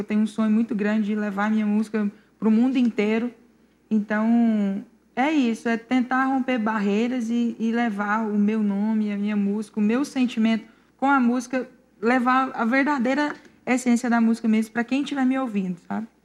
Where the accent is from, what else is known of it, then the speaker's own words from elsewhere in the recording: Pires do Rio, Goiás, Brazil; Eu sou de Pires do Rio Goiás, cidade boa